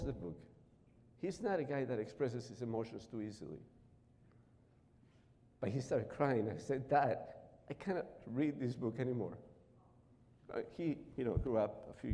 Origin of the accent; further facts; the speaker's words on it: Peru; first language Spanish; English is a second language; moved away as an adult; now in Chicago, United States; As you notice, my accent is not American. I was born in Peru in South America. And I came to this country, I came to live here in 1990 in Chicago.